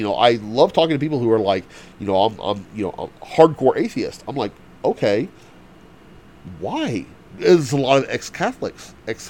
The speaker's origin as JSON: {"language": "English", "region": "the South", "country": "United States", "said": "I'm from the South"}